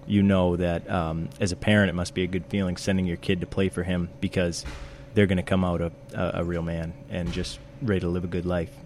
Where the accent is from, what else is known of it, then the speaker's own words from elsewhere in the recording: South Portland, Maine, United States; I grew up in uh, South Portland, Maine, and I've lived here for 26 years now.